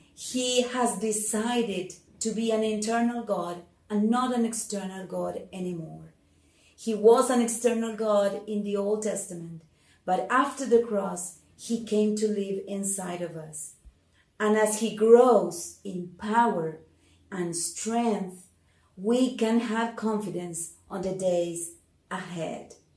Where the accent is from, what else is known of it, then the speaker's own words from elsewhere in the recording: Argentina; I am from Argentina.